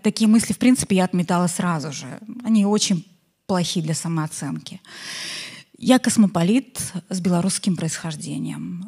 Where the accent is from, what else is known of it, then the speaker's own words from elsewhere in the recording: Belarus; я иностранка, белоруска